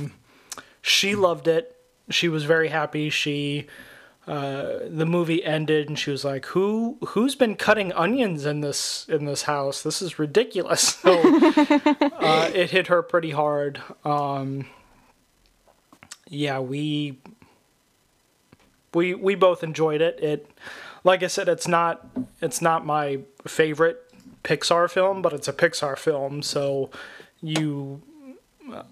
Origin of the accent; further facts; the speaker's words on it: Sierra Vista, Arizona, United States; moved away; I was born in Arizona. We lived there for quite some time. I moved back to Arizona.